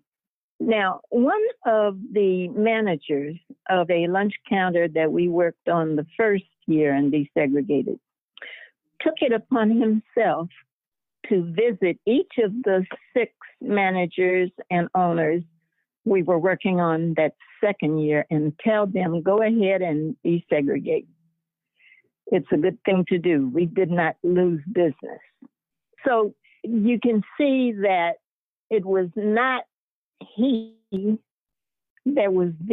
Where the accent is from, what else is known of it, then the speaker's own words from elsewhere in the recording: Chicago, Illinois, United States; moved away; also born or lived in Tennessee; I grew up in Chicago, which was segregated